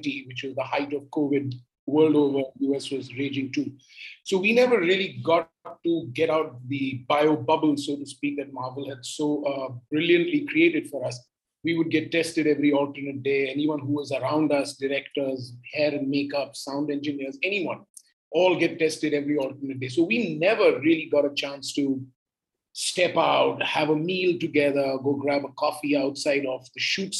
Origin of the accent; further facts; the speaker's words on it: Mumbai, Maharashtra, India; the same city I belong